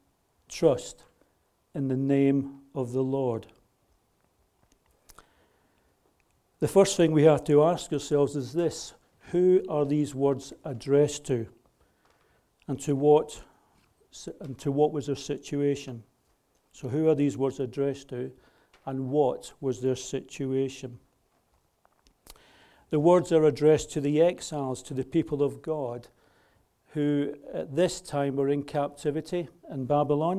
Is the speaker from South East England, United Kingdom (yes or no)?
no; Scotland, United Kingdom; I'm a Scot